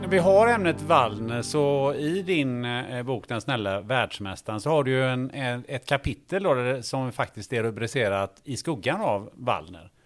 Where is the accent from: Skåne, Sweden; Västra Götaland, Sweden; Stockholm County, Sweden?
Västra Götaland, Sweden; Kungälv; jag är från Kungälv